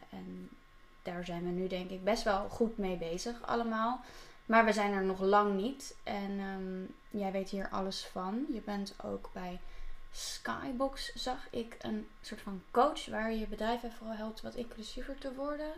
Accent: The Hague, South Holland, Netherlands; now in Amsterdam, Netherlands; in Den Haag, waar ik vandaan kom.

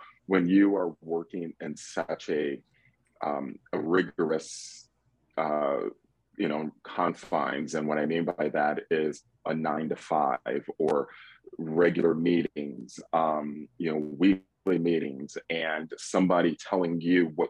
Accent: Detroit, Michigan, United States; moved away as an adult; now in Atlanta, United States; I'm born and raised in Metro Detroit

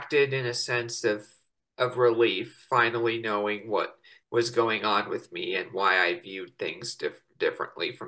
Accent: Estes Park, Colorado, United States; in my hometown of Estes Park, Colorado

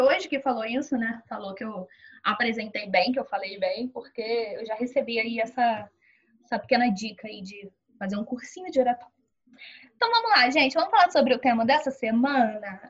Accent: Duque de Caxias, Rio de Janeiro, Brazil; eu sou de Duque de Caxias, Rio de Janeiro

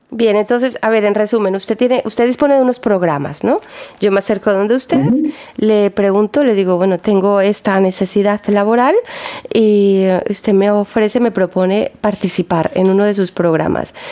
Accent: Colombia; now in Germany; yo soy colombiana

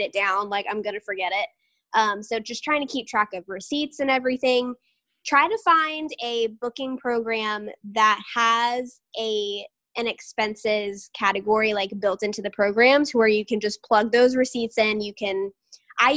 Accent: Tampa, Florida, United States; I'm from Tampa, but I have, you know, deep Southern roots

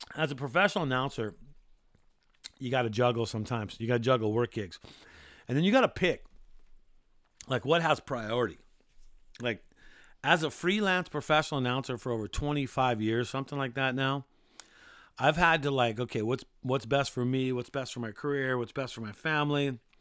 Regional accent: California, United States; also born or lived in Maui, Hawaii; I've grown up, born and raised in California

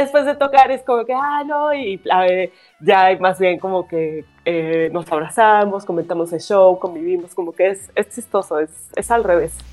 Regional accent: Mexico City, Mexico; soy de la Ciudad de México, soy guitarrista

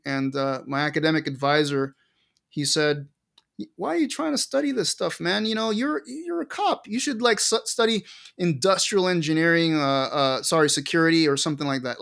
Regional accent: Caracas, Capital District, Venezuela; moved away; also born or lived in Montana; I grew up in Caracas, Venezuela

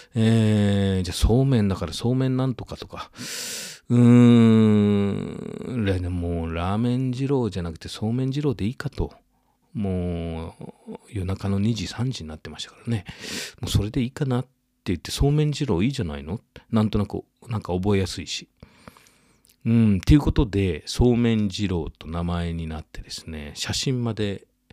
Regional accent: Yamatokoriyama, Nara, Japan; 僕は実はその奈良県の郡山高校出身だった

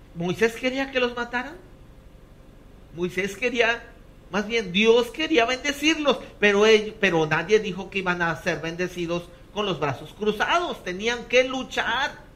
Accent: Mexico; como los mexicanos

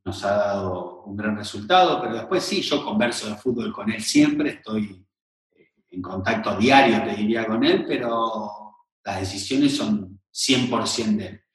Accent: Buenos Aires, Argentina; now in Rosario, Argentina; yo soy de Buenos Aires

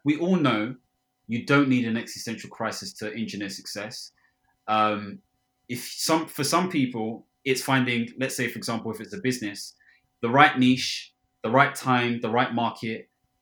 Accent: Ghana; I'm Ghanaian

